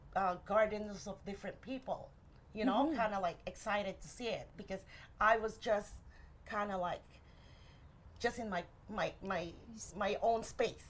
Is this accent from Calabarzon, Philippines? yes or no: yes; Angono, Calabarzon, Philippines; moved away; I was born and raised in the Philippines. And the town where I grew up is Angono Rizal